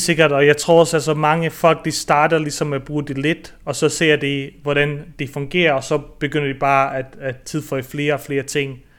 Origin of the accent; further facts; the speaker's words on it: near Hobro, North Denmark Region, Denmark; moved away as an adult; also born or lived in Bosnia / Aarhus, Denmark; now in Barcelona, Spain; jeg har faktisk opvokset i Marier, uh, øh, tæt på Hobro